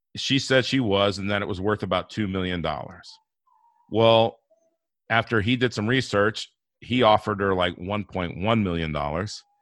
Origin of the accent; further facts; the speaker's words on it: Inglewood, California, United States; moved away; also born or lived in Denver, Colorado; I grew up in Inglewood, California